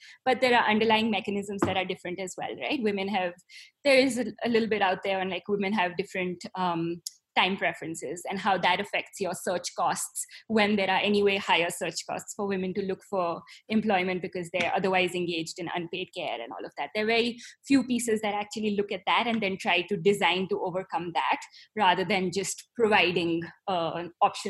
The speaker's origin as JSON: {"language": "English", "country": "India", "said": "but you said you are a person of color because I'm Indian, but I don't think you are."}